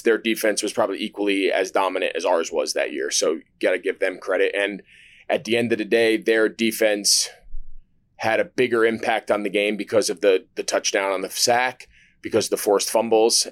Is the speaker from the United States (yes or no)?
yes; New Jersey, United States; now in Charlotte, United States; I grew up in New Jersey, so I grew up in Giants country